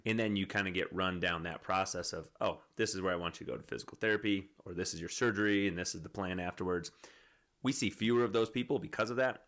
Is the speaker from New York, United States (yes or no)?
no; Wisconsin, United States; now in Colorado, United States; I'm from Wisconsin